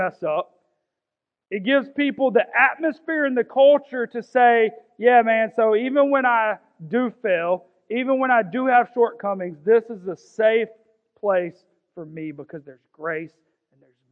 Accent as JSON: {"language": "English", "town": "Augusta", "region": "Georgia", "country": "United States", "said": "I'm from South Augusta. There ain't much royalty from South Augusta"}